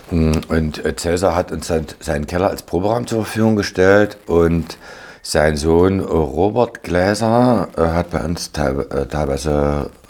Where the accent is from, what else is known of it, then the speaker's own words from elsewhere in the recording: Leipzig, Saxony, Germany; aber wir als Leipziger, wir waren immer extrem aktiv.